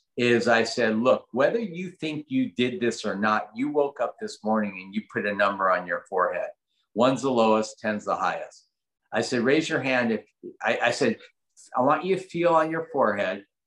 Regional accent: Los Angeles, California, United States; I grew up in Granada Hills

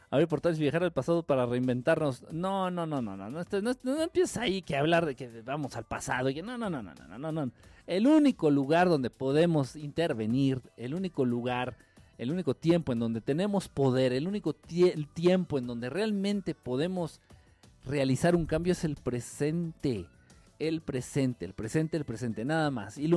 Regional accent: Mexico; Soy, soy mexicano, soy católico, le voy a la América, me gusta la chela, voto por el PRI.

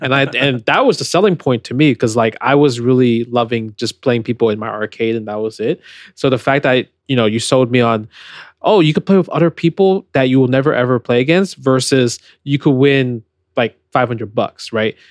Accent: New York, United States; I was born in New York

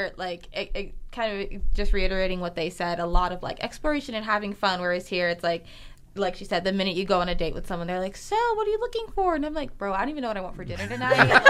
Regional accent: East Coast, United States; Yeah, so I'm also from the East Coast

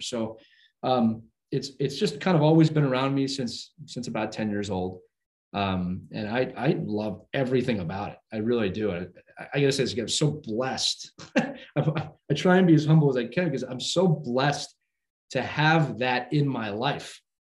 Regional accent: Philadelphia, Pennsylvania, United States; I was born and raised in Philadelphia

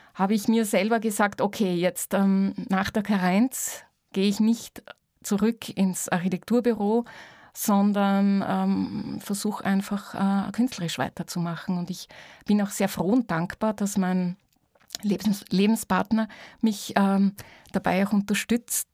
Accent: near Vorau, East Styria, Austria; ich bin ja in der Nähe von Vorau auch aufgewachsen

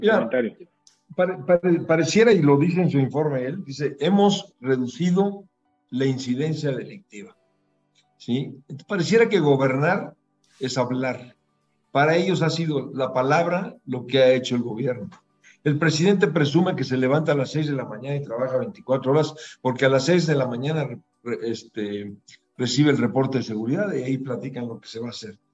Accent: Mexico; somos los mexicanos

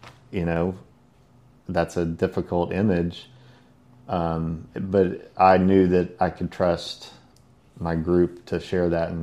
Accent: Silsbee, Texas, United States; moved away as an adult; also born or lived in Houston, Texas; now in Port Aransas, United States; I grew up in Silsbee, Texas, just north of Beaumont.

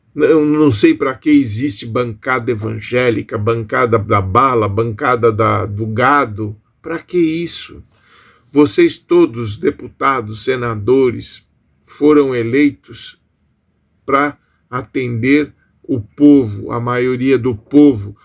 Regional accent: Brazil; nós somos brasileiros

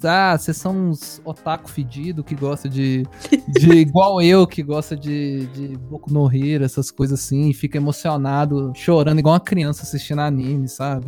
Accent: Belo Horizonte, Minas Gerais, Brazil; eu sou de BH

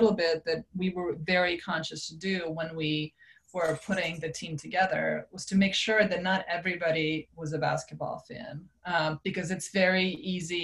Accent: Serbia; now in United States; I grew up in Serbia

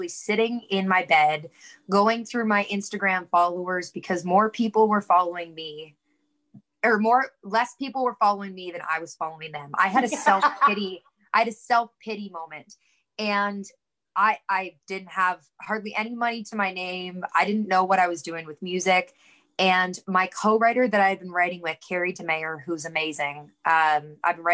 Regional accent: Kingston, Ontario, Canada; now in Kitchener, Canada; I was born and raised in Kingston

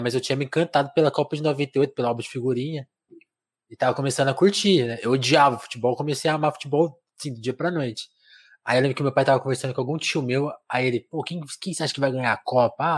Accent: São Paulo, Brazil; eu sou de São Paulo, eu, eu sou paulistano oficialmente

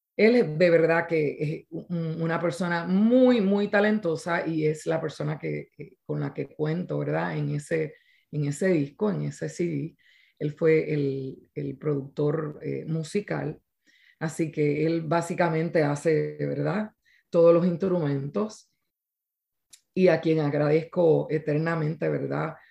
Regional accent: Quebradillas, Puerto Rico; mi pueblo de quebradillas

